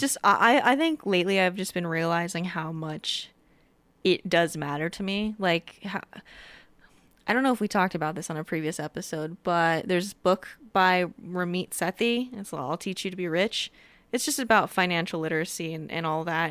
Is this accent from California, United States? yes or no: yes; Southern California, United States; moved away as an adult; now in Colorado, United States; I grew up in Southern California